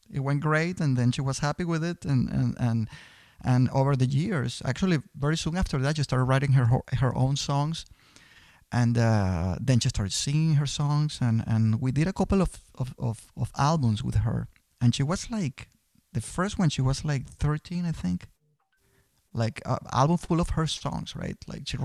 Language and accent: English; Venezuela; moved away as an adult; also born or lived in Boston; now in United States; I'm originally from Venezuela. I came to the U.S. in 92